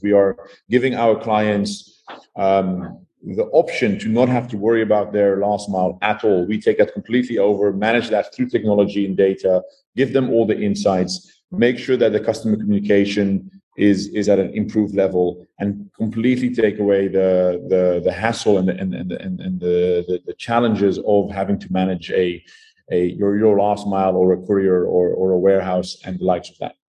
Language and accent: English; Netherlands; moved away as an adult; now in South Africa; I am originally from the Netherlands. I moved to South Africa in 2012.